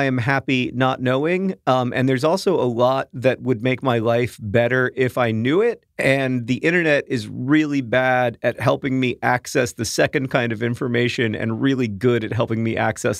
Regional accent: London, United Kingdom; I'm from London, and I don't remember exactly how it came up, but she said that we British people should get a constitution.

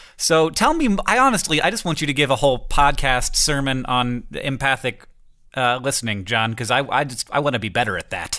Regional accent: Florida, United States; moved away; I grew up in Florida where it didn't exist, and now I'm in a place where fall does happen

